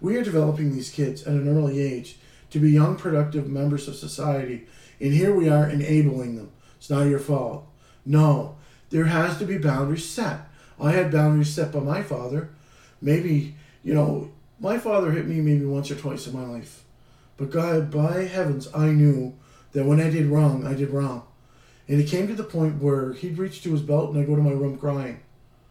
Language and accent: English; Canada; being a Canadian